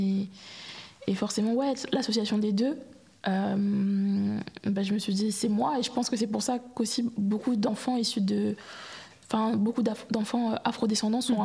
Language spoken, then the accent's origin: French; Marseille, Provence-Alpes-Côte d'Azur, France; j'ai grandi à Marseille